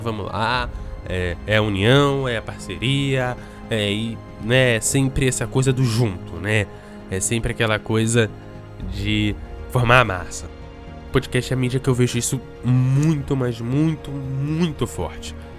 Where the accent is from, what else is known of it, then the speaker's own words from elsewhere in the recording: Rio de Janeiro, Brazil; now in Espírito Santo, Brazil; eu sou carioca